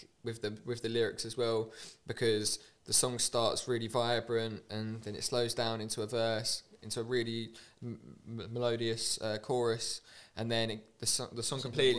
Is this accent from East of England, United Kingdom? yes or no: yes; Sawbridgeworth, East of England, United Kingdom; born or raised there; now in London, United Kingdom